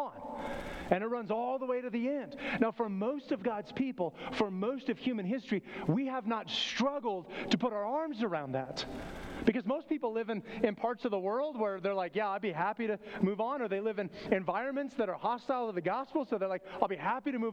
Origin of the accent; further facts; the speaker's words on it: Flagstaff, Arizona, United States; moved away; Growing up in Flagstaff, Arizona